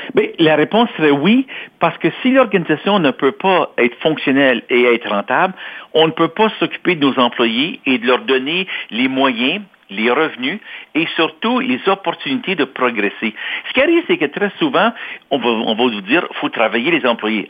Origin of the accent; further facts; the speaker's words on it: Toronto, Ontario, Canada; also born or lived in Quebec; je suis né à Toronto. J'ai grandi en Ontario, je suis franco-ontarien.